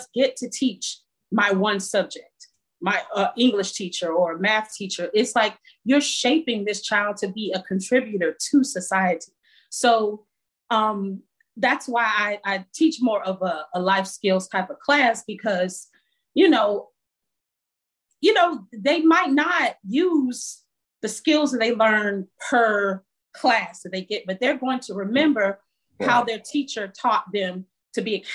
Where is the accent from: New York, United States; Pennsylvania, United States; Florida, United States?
Florida, United States; Miami; I'm from Miami.